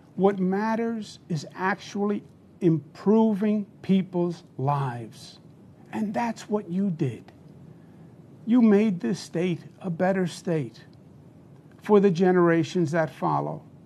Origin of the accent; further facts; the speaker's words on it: New York, United States; I'm a New, New Yorker, born and bred